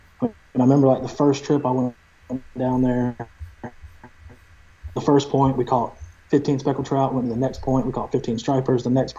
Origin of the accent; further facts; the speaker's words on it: Manteo, North Carolina, United States; also born or lived in Columbia, North Carolina; So I grew up in Manio on Roanoke Island.